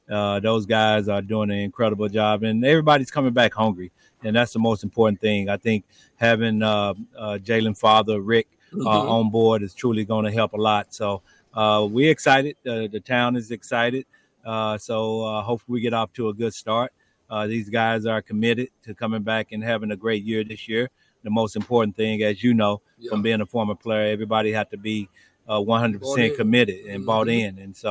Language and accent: English; Tulsa, Oklahoma, United States; my hometown of Tulsa, Oklahoma.